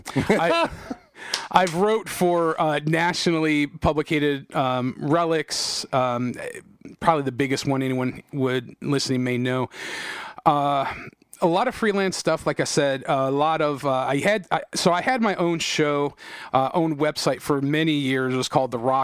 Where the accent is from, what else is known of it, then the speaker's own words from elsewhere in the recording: Painesville Township, Ohio, United States; I grew up, I was raised in Painesville Township